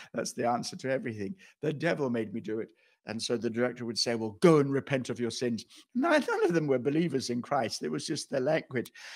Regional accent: Kenya; moved away; I went back to Kenya and to, to, where, where I, place where I was born.

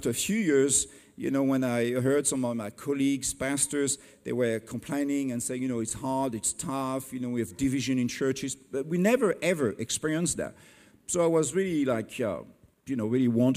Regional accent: France; English is a second language; I'm not English, I'm French

